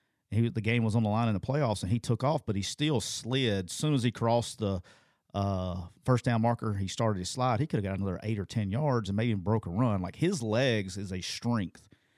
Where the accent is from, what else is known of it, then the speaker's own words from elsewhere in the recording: Alabama, United States; I'm from Alabama.